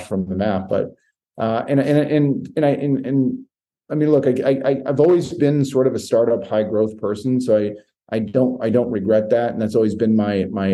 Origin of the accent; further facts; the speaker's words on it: Maine, United States; moved away; I grew up in Maine